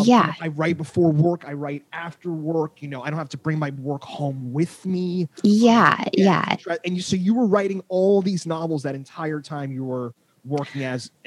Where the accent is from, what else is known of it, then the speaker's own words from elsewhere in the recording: New Jersey, United States; I grew up in Jersey